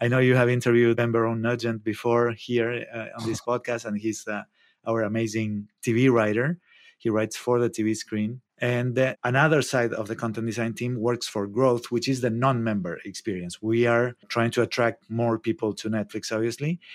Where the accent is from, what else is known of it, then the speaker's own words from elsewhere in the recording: Argentina; moved away as an adult; also born or lived in New York / Mexico City; now in Santa Cruz, United States; I'm from Argentina.